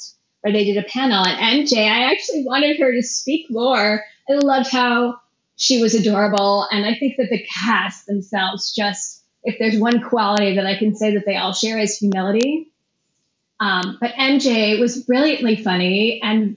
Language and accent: English; Midwest, United States; I'm a Midwesterner